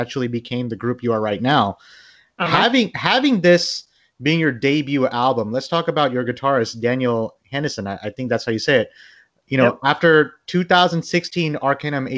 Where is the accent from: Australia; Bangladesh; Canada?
Bangladesh; I'm from Bangladesh, and there's a metal scene in Bangladesh